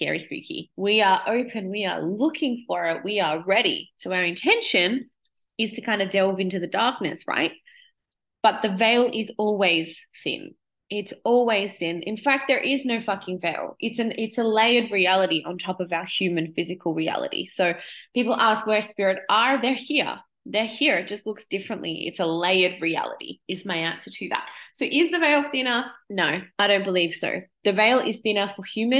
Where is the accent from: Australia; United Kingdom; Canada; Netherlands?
Australia; I'm 37 now, my mom was always like, we don't do that here. We're Australian.